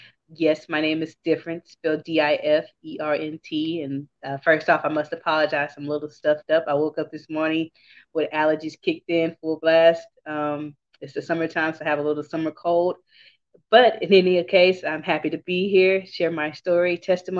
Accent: Houston, Texas, United States; I'm from Houston, Texas. I was born and bred

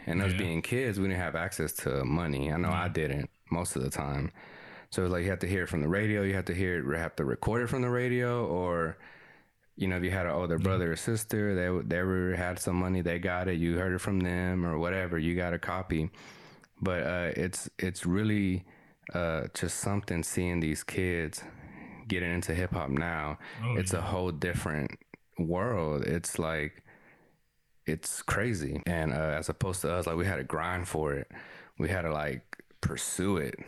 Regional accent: Texas, United States; first language Spanish; English is a second language; me and uh, Jesse, we grew up here in Texas

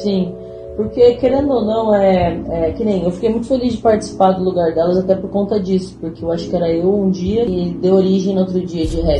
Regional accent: Pindamonhangaba, São Paulo, Brazil; now in Taubaté, Brazil; eu sou de Pindamonhangaba, moro atualmente em Taubaté

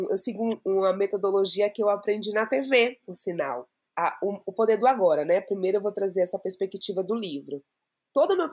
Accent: Salvador, Bahia, Brazil; now in São Paulo, Brazil; sou de Salvador, moro aqui em São Paulo há um pouco mais de um ano

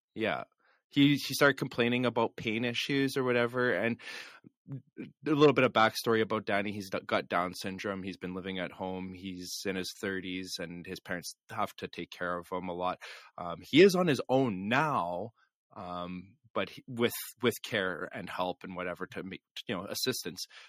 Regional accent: Canada; We're just Canadian hosers.

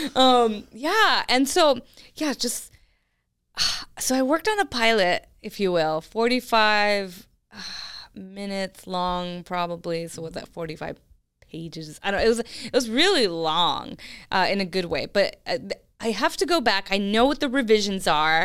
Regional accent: California, United States; I'm from California

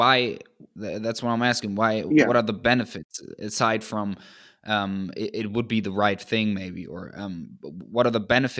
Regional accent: Germany; I'm from Germany.

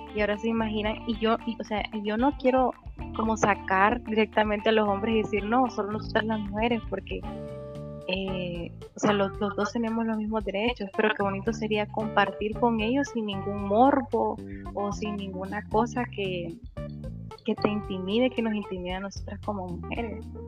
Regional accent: Antiguo Cuscatlán, La Libertad, El Salvador; yo soy de aquí, de Antiguo Cucatlán, y acá todo está con llave

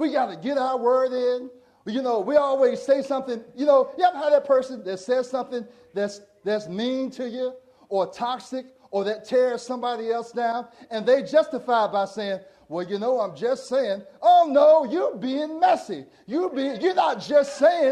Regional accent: Portsmouth, Virginia, United States; When I grew up in Portsmouth, Virginia

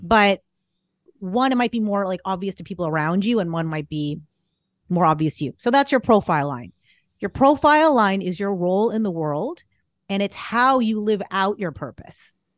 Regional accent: Boston, Massachusetts, United States; moved away; also born or lived in California; I'm from the Boston area

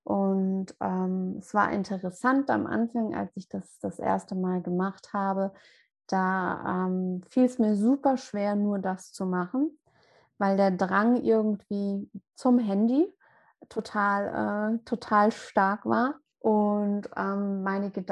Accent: Mainz, Rhineland-Palatinate, Germany; Ich hatte von 2019 bis dieses Jahr März ein ganz kleines eigenes Yoga-Studio in meiner Heimatstadt in Mainz

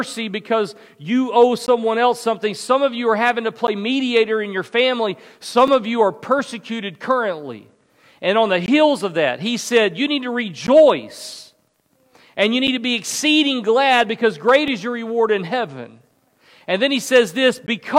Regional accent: the South, United States; I grew up in the South

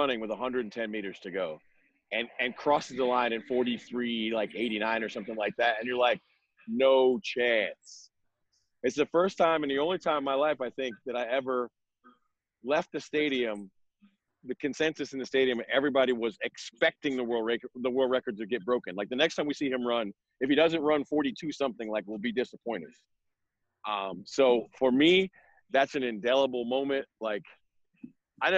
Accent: New York, United States; We are both from New York

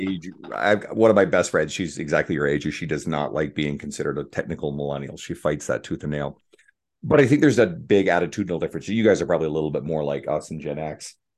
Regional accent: Canada; I'm a Canadian

